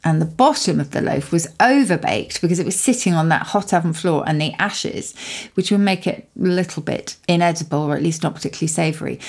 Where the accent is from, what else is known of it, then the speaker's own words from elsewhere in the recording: Surrey, South East England, United Kingdom; where I grew up in Surrey